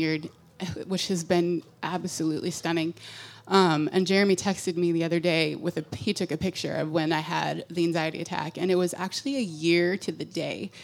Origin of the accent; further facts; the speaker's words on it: Orange County, California, United States; moved away as an adult; also born or lived in Redding; I grew up in Orange County